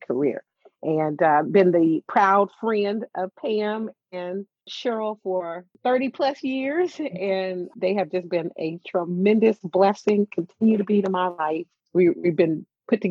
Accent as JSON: {"language": "English", "region": "Oklahoma", "country": "United States", "also_born_or_lived": "Wisconsin", "moved": "yes", "said": "I'm originally from Oklahoma"}